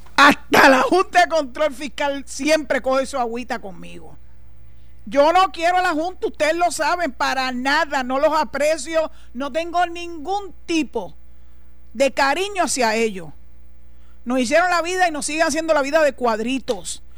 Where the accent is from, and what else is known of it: Puerto Rico